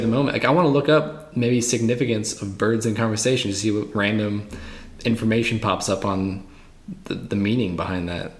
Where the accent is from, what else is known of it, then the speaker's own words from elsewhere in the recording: Cape Cod, Massachusetts, United States; moved away; also born or lived in Greenville; growing up in the Cape